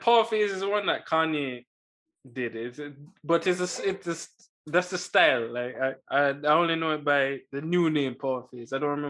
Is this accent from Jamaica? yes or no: yes; Jamaica; now in Canada; leaving Jamaica, like growing up in Jamaica, I loved white shoes. Coming to Canada